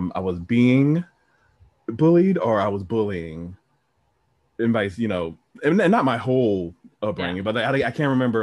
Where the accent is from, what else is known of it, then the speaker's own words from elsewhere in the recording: Trenton, New Jersey, United States; I grew up in Trenton